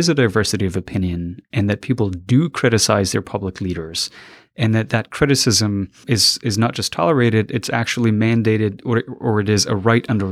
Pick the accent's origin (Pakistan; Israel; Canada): Pakistan; Quetta, Balochistan; moved away as an adult; also born or lived in Afghanistan; now in United States; I was about 6 when my family left Afghanistan because of the oncoming Taliban taking over the country. A lot of people were displaced, and we moved over to to Pakistan, over the border. And I lived in the city of Quetta. And I lived there until about when I was 19